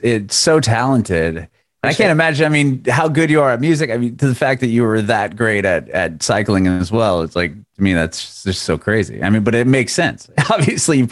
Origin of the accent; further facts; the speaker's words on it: Southern California, United States; I'm from Southern California